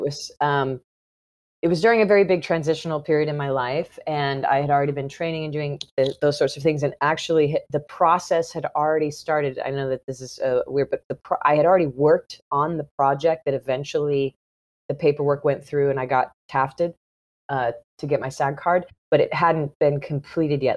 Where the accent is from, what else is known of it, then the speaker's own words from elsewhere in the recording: south of St. Louis, Missouri, United States; I grew up in the Midwest